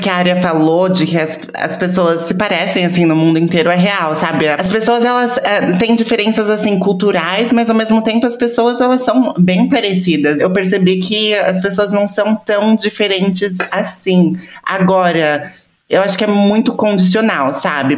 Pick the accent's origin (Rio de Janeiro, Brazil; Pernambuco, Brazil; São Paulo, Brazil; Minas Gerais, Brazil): São Paulo, Brazil; moved away as an adult; eu mesma, eu cresci em São Paulo